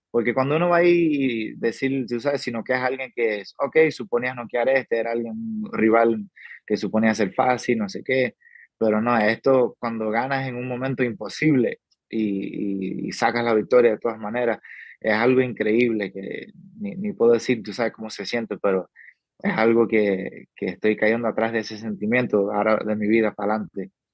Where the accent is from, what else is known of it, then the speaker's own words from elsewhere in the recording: New Mexico, United States; also born or lived in Cuba (family); now in Las Vegas, United States; mi familia viene de Cuba, yo nací, me creí en Nuevo México, alrededor de mexicano